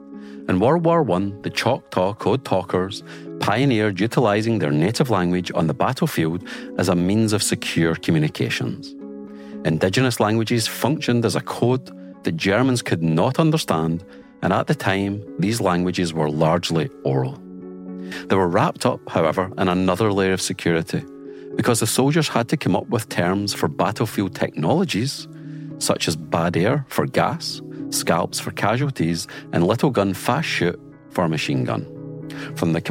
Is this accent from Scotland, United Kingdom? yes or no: yes; Scotland, United Kingdom; I come from Scotland, and Gaelic is one of the native languages